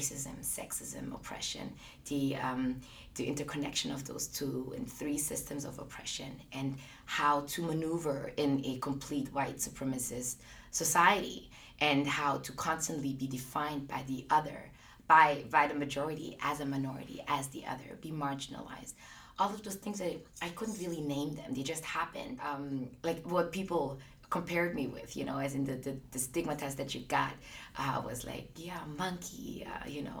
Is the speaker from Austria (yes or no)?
yes; Austria; I grew up in Austria.